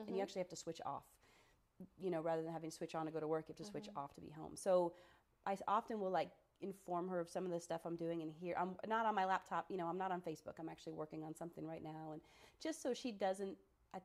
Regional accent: Sarasota, Florida, United States; moved away as an adult; now in Cookeville, United States; Sarasota, my hometown

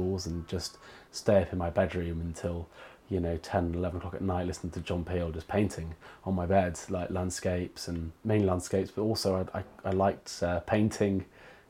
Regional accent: North Wales, United Kingdom; moved away as an adult; now in Bristol, United Kingdom; I do have a massive attachment to that landscape and being from there.

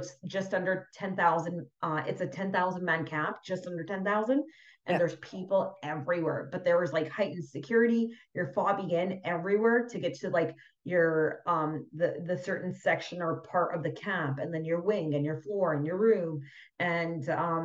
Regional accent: Vancouver, British Columbia, Canada; also born or lived in Fort McMurray; I've born and raised in Vancouver all my life, and then I spent some time on the island

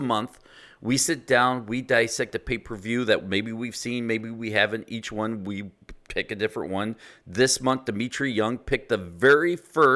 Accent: the South, United States; I grew up in the South

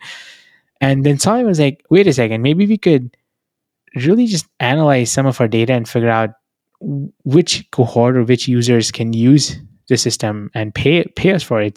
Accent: New Delhi, Delhi, India; moved away as an adult; now in United States; I was born in New Delhi. That's where I come from.

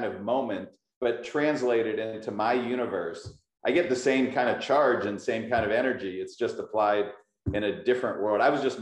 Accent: Pittsburgh, Pennsylvania, United States; moved away as an adult; now in California, United States; I'm very proud to be from Pittsburgh. I just happened to move to California

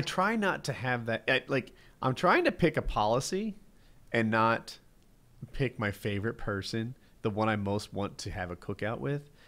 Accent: New Jersey, United States; I'm from Jersey

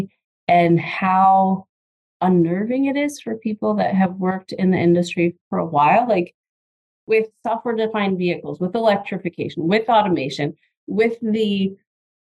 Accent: Michigan, United States; I was born and raised in Michigan

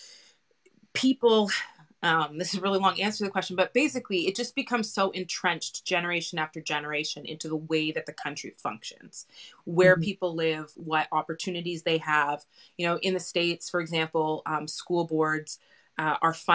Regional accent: Canada; my own experiences growing up in Canada

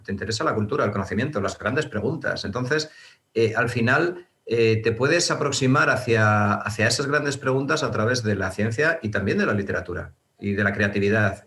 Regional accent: Burgos, Castile and León, Spain; moved away as an adult; now in Madrid, Spain; inicialmente en Burgos, que yo, yo, soy burgalés y estudié hasta tercero de carrera allí, y luego ya me vine aquí a Madrid

